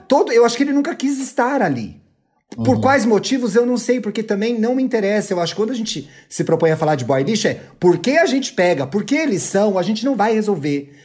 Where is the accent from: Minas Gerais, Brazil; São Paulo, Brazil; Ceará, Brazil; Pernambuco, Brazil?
São Paulo, Brazil; eu que sou de São Paulo